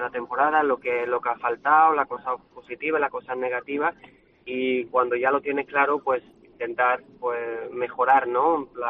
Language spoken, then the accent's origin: Spanish; France; mi tierra